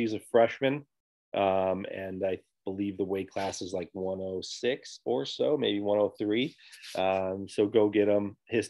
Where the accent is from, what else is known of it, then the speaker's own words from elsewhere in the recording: the South Suburbs, Illinois, United States; I'm from the South Suburbs